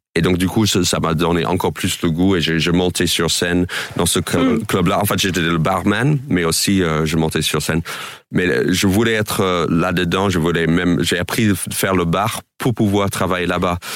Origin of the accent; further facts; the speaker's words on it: New York, United States; French is a second language; moved away as an adult; also born or lived in Boston; now in France; moi j'ai grandi à New York, mais j'ai grandi dans la banlieue, en gros 30 minutes au nord de, de Times Square.